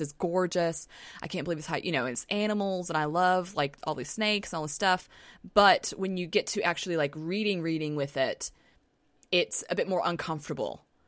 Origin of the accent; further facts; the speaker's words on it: Southern, United States; accent: Southern; my Southern accent just came out